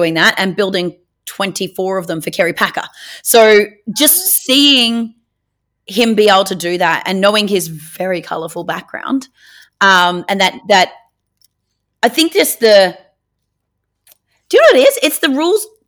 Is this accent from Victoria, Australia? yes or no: no; Northern Rivers, New South Wales, Australia; also born or lived in Penrith, New South Wales / Evans Head, New South Wales / Woodburn, New South Wales; I spent the first 9 years of my life living in a trailer park in an itty-bitty teeny-weeny town called Austinville, which is between Ballina and Lismore